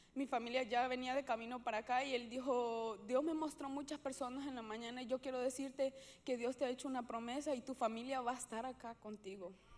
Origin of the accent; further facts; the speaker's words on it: Honduras; yo soy hondureña